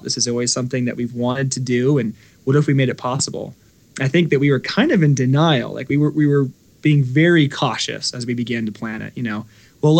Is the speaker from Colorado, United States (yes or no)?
yes; Colorado, United States; also born or lived in California; I grew up in the mountains of Colorado